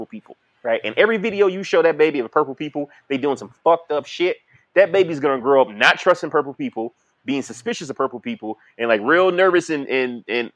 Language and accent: English; Detroit, Michigan, United States; when I grew up in Detroit, like, yeah, motherfucker, I was from the hood